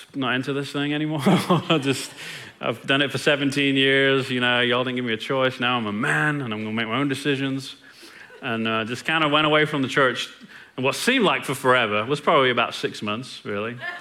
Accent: England, United Kingdom; now in Longview, United States; was born and raised in England, and I've been in Longview for 20 years

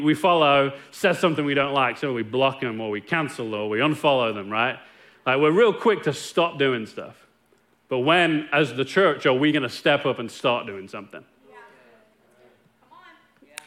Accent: Nottingham, East Midlands, United Kingdom; moved away as an adult; now in Longview, United States; me growing up in Nottingham, England

